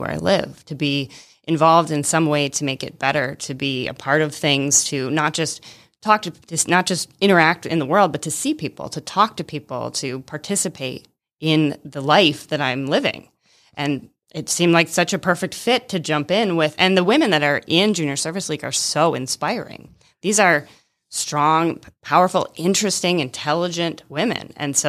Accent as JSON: {"language": "English", "region": "Michigan", "country": "United States", "also_born_or_lived": "Atlanta, Georgia", "moved": "as an adult", "lives_now": "Rome, Georgia, United States", "said": "I'm originally from Michigan."}